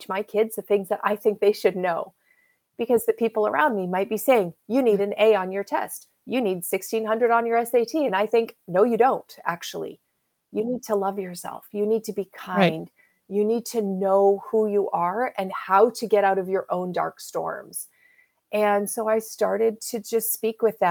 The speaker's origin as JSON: {"language": "English", "country": "Canada", "said": "I'm Canadian. I live in the Pacific Northwest"}